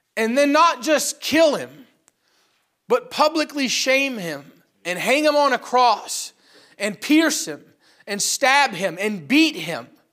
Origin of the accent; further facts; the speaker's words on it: upstate New York, United States; we live in a small town in upstate New York. Uh, not a whole lot of people making it big from the small pool that is, uh, Bruston, Moira, or Malone, New York